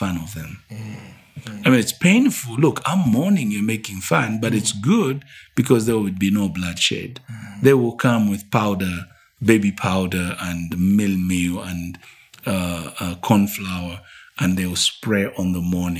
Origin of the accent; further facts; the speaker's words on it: Northern Province, Zambia; now in Lusaka, Zambia; I come from the Bemba Kingdom or Bemba Tribe, which is in the northern province or northern part of Zambia